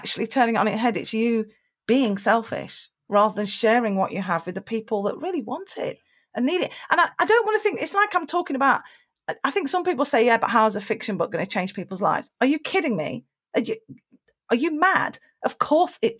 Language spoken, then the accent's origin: English; United Kingdom; being British